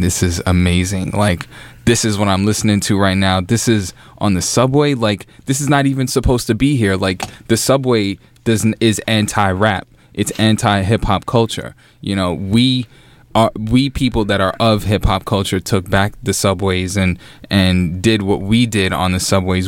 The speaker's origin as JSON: {"language": "English", "region": "New York", "country": "United States", "said": "I'm I'm a New Yorker"}